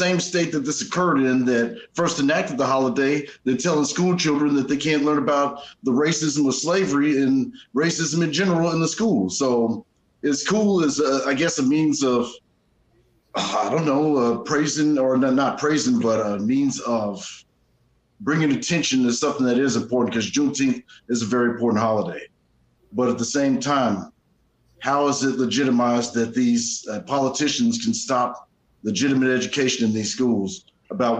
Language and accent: English; Texas, United States; I'm from Texas.